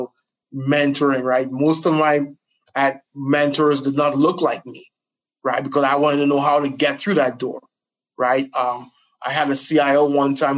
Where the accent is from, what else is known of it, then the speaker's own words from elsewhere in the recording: Trinidad & Tobago; also born or lived in New Jersey, United States; now in United States; I was born in Jersey and I actually grew up in Trinidad